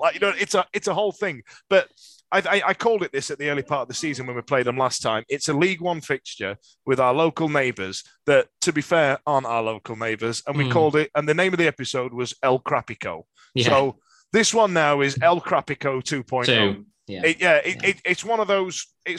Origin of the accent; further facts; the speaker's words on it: Rotherham, Yorkshire and the Humber, United Kingdom; are you from Rotherham? And I go, I am. But I tell people I'm from Sheffield